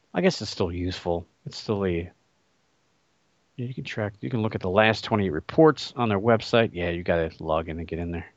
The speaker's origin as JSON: {"language": "English", "town": "Cleveland", "region": "Ohio", "country": "United States", "tie": "born or raised there", "said": "my hometown team, the Cleveland Cavaliers"}